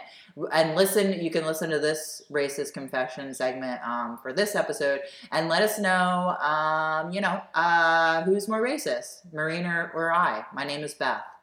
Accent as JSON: {"language": "English", "country": "United States", "tie": "born or raised there", "said": "being in America, born and raised in the United States"}